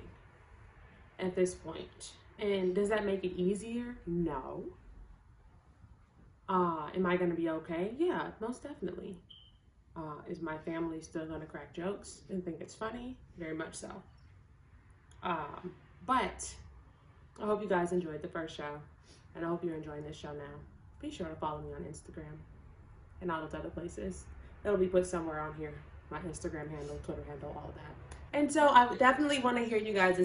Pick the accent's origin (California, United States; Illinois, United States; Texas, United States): Illinois, United States; Chicago; I'm from Chicago, Illinois